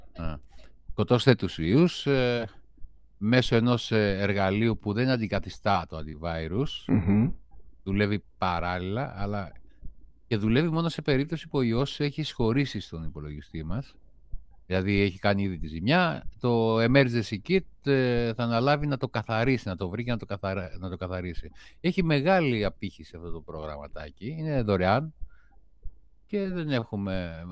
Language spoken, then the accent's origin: Greek; Greece; ως Έλληνες